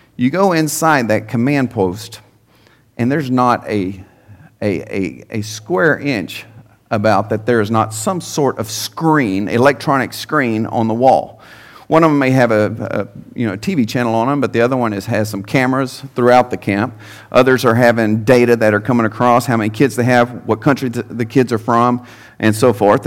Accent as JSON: {"language": "English", "town": "Henderson", "region": "Texas", "country": "United States", "tie": "born or raised there", "said": "I'm a native of East Texas. Um, born and raised in Henderson, Texas"}